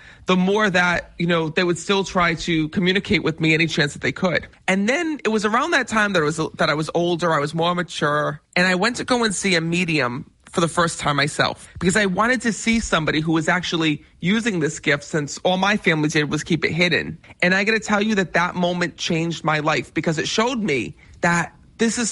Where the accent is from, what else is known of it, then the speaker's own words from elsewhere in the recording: Cranston, Rhode Island, United States; Yes, I am from Rhode Island. I was born and raised in Cranston.